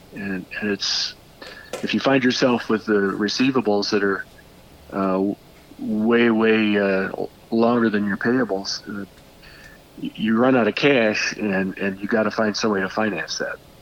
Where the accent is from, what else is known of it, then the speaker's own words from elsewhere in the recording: Peoria, Illinois, United States; I'm born and raised in Peoria.